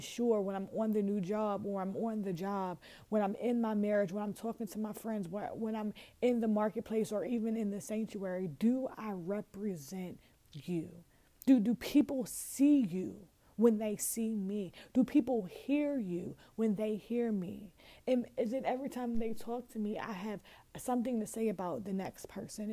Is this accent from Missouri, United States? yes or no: no; Chesilhurst, New Jersey, United States; also born or lived in Camden, New Jersey; I'm from Chislehurst